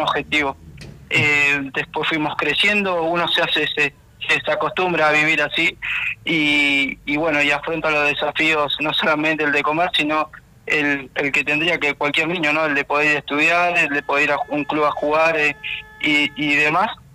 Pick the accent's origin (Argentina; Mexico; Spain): Argentina; Bahía Blanca, Buenos Aires Province; yo soy de Ingeniero Guay. Eh, Ingeniero Guay es un, es un barrio que queda en Bahía Blanca, provincia de Buenos Aires.